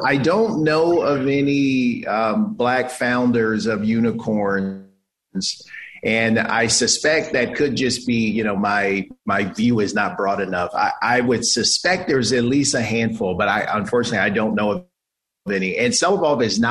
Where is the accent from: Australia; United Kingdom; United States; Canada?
United States; Los Angeles, California; moved away as an adult; also born or lived in Philadelphia, Pennsylvania; now in San Francisco, United States; I am a California native, born and raised in Los Angeles